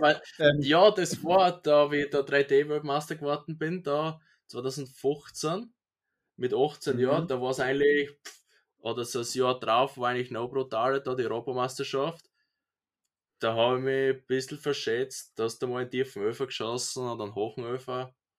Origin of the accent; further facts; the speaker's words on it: Austria; bei uns in Österreich